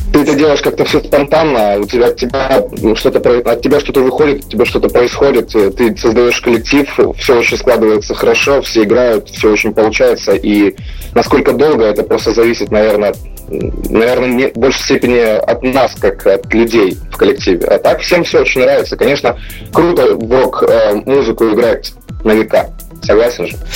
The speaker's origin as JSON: {"language": "Russian", "country": "Ukraine", "said": "мы группа …, а, мы из Украины"}